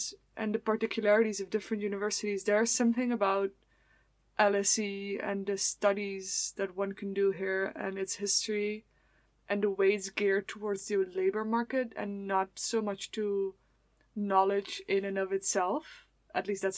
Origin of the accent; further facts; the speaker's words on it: Netherlands; moved away; I'm from the Netherlands